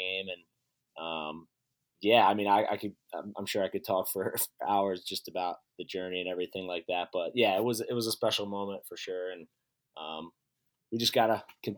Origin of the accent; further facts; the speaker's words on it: Baltimore, Maryland, United States; moved away as an adult; also born or lived in North Carolina; now in Salt Lake City, United States; as a kid growing up in Baltimore, Maryland